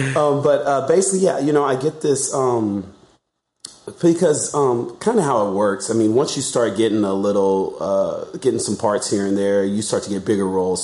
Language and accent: English; Alabama, United States; now in Los Angeles, United States; I'm from Alabama, so I know I know that area